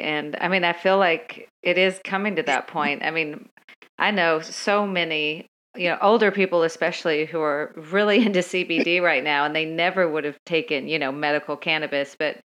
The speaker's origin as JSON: {"language": "English", "region": "the South", "country": "United States", "accent": "Southern", "moved": "yes", "lives_now": "Oklahoma, United States", "said": "coming from the South myself"}